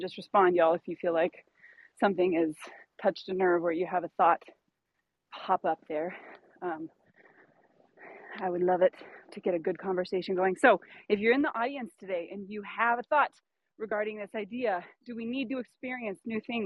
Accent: Pacific Northwest, United States; where I grew up in the Pacific Northwest, the western side of the mountains

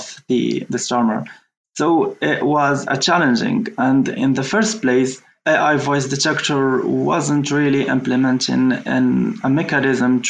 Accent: Morocco; I'm from Morocco

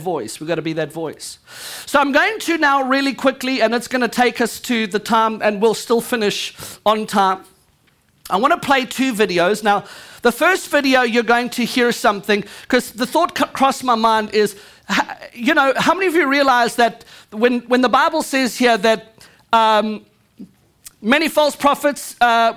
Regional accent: United States; I'm an American

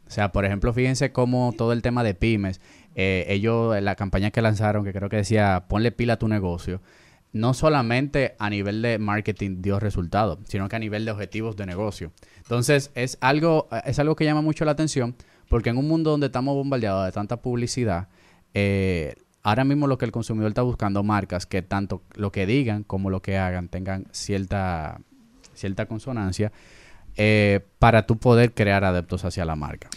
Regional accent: Dominican Republic; yo no me sentía tan identificado como dominicano

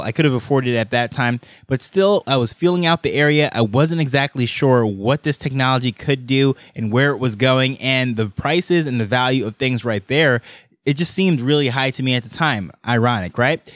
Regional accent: Jamaica; I am the first from Jamaica

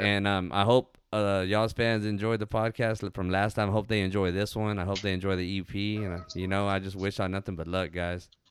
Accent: Ozona, Texas, United States; there's a old like river that we go to in my hometown called Pandale.

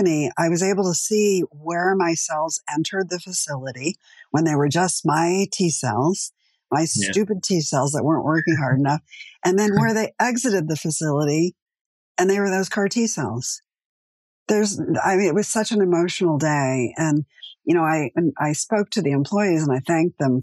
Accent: East Coast, United States; now in Los Angeles, United States; I'm from the East Coast originally

